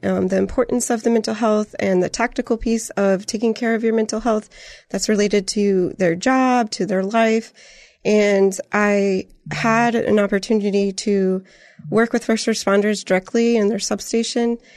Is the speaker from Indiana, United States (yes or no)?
yes; Griffith, Indiana, United States; moved away as an adult; also born or lived in San Antonio, Texas; now in Canyon Lake, United States; I'm from Northwest Indiana. I grew up in, um, Griffith, Indiana, and the Lake County area